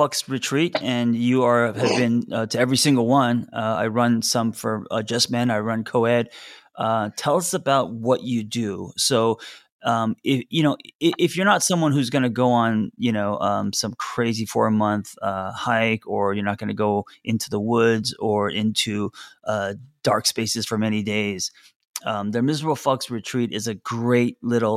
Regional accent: Los Angeles, California, United States; I grew up in Los Angeles in the city, and I was never exposed to nature

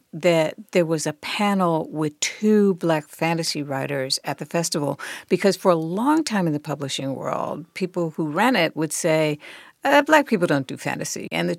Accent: New Haven, Connecticut, United States; moved away; Because I was born and raised in New Haven, Connecticut.

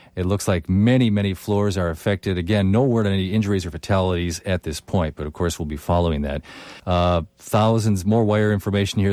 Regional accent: Princeton, Minnesota, United States; I grew up in Princeton, little town about an hour north of here

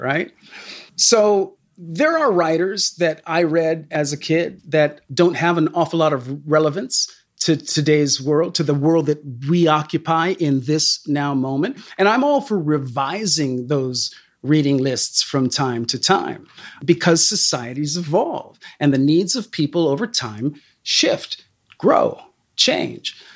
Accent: Sacramento, California, United States; a kid growing up in Northern California in Sacramento

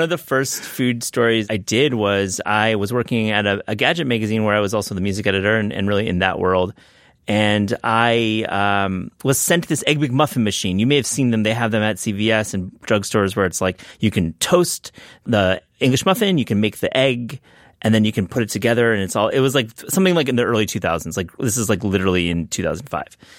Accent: West Michigan, United States; I grew up in West Michigan, and so we didn't really have a barbecue tradition

